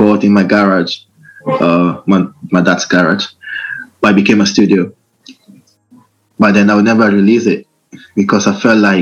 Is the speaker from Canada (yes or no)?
no; Italy; now in Reading, United Kingdom; I was born in Italy, raised up there